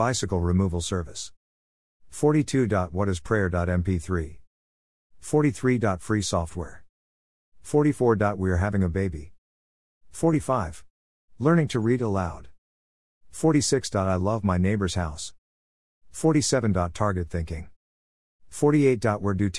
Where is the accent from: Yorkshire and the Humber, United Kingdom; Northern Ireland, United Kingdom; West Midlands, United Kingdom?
West Midlands, United Kingdom; Birmingham; accent: Birmingham; with my posh Birmingham accent, too much listening to radio 4 years ago, and having Kerry Irish mom means I do not have a traditional Birmingham or black country accent.